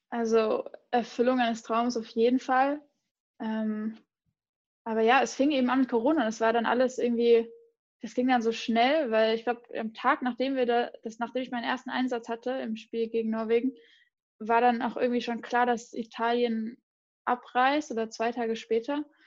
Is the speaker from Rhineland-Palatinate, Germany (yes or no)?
yes; near Mainz, Rhineland-Palatinate, Germany; ich bin in der Nähe von Mainz aufgewachsen